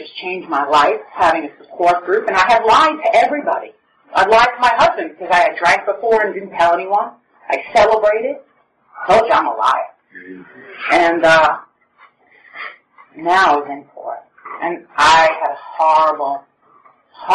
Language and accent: English; New York City, New York, United States; now in Oceanside, United States; when we grew up in Brooklyn